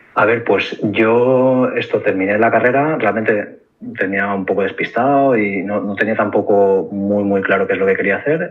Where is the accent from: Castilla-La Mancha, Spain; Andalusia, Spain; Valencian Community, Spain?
Valencian Community, Spain; Valencia; moved away as an adult; also born or lived in Barcelona; yo soy valenciano, o sea, nací en Valencia, tuve el colegio de estudio en Valencia y luego me fui a estudiar la carrera a Barcelona